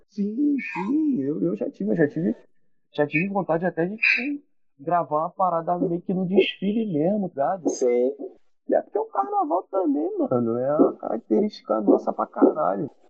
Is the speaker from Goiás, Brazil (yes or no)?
no; Rio de Janeiro, Brazil; also born or lived in Espírito Santo; Eu vim de Marechal Hermes, tá ligado? Eu sou cria de Marechal Hermes, da Zona Norte. Tipo, nunca morei em outro lugar